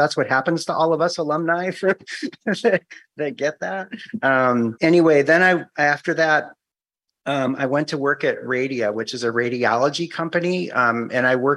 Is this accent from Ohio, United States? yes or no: yes; Cleveland, Ohio, United States; moved away as an adult; also born or lived in Whidbey Island, Washington / Guam; now in Washington, United States; I'm originally from Cleveland.